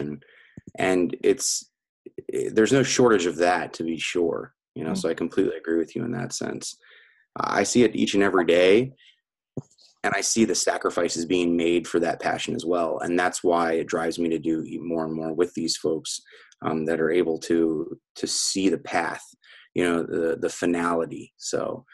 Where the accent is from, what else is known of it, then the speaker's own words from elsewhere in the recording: United States; I'm from the United States